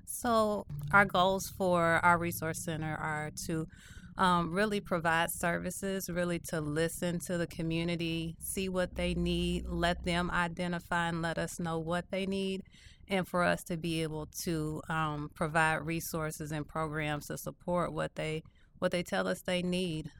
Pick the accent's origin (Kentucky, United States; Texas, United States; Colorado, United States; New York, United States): Kentucky, United States; Louisville; moved away; I am originally from Louisville, Kentucky, born and raised